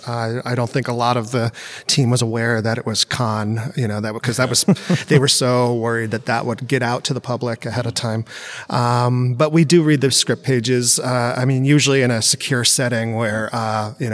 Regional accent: San Rafael, California, United States; I born and raised up there, mostly in San Rafael.

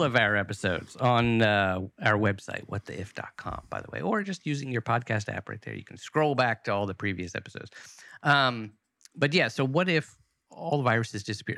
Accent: United States; as an American

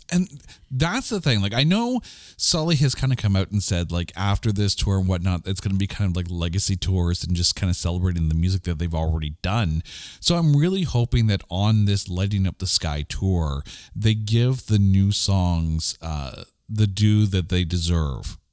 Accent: Canada; we're Canadian

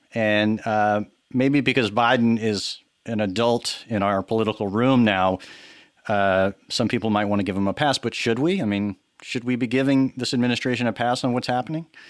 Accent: Texas, United States; now in New York, United States; I'm from Texas. I grew up there

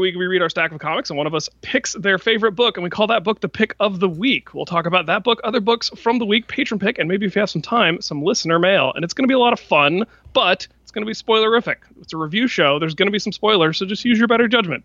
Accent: Florida, United States; my home state of Florida

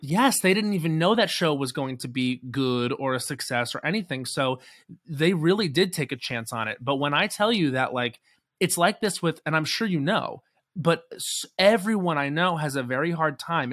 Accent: Islip, New York, United States; also born or lived in Babylon, New York; I was born in Babylon, but I grew up in Islip, and now my parents still live in West Babylon

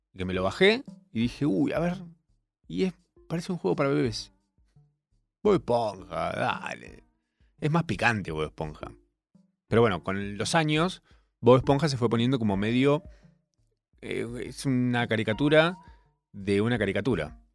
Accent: Córdoba, Argentina; accent: cordobés; Soy cordobés

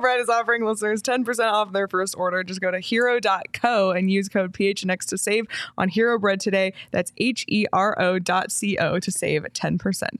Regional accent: Canada; moved away; growing up in Canada

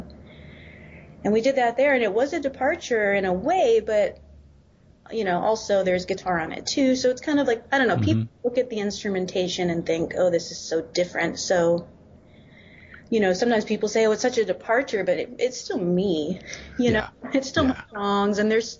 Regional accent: Oklahoma, United States; born there; So I am from Oklahoma.

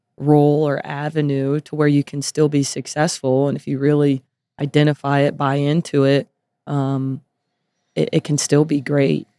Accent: Las Vegas, Nevada, United States; moved away as an adult; I was born and raised here

